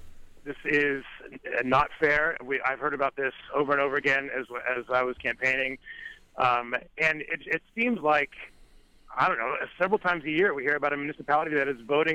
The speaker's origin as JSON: {"language": "English", "area": "Alabama and Florida", "region": "the South", "country": "United States", "tie": "born or raised there", "moved": "yes", "lives_now": "Pennsylvania, United States", "said": "I grew up in the South, in Alabama and Florida, and where the sheriff's department plays a much bigger role in policing the region."}